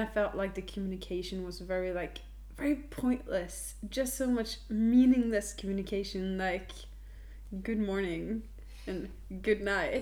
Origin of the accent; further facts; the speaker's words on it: Norway; English is a second language; We're from Norway